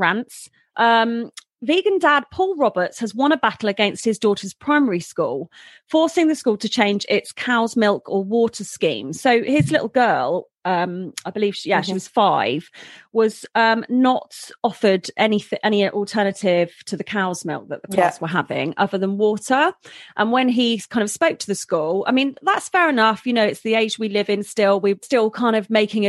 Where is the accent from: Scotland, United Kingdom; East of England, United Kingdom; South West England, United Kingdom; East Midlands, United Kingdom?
South West England, United Kingdom; Bournemouth; I was born in Bournemouth